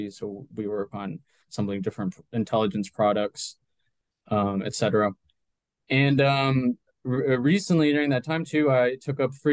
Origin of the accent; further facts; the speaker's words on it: Bogotá, Colombia; born there; So, yeah, I was born in Bogota.